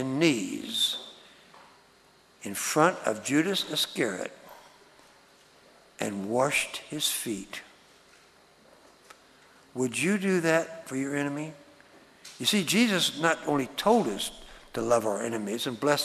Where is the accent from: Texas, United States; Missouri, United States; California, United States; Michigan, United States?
Texas, United States; moved away; I was born in Texas